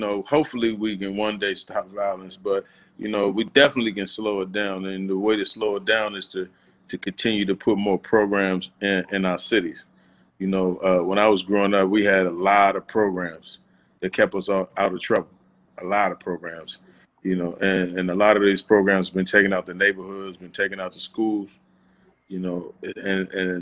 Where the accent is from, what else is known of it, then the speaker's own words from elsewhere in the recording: Washington, District of Columbia, United States; I was born in DC General Hospital. I went to Holy Redeemer. I grew up in Tyler House